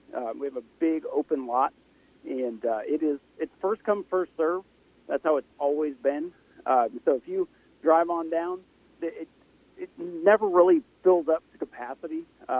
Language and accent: English; Canada; So I'm down from Canada to enjoy the races